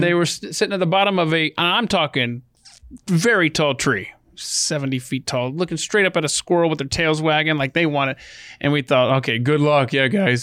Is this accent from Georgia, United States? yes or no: yes; Atlanta, Georgia, United States; I grew up in Atlanta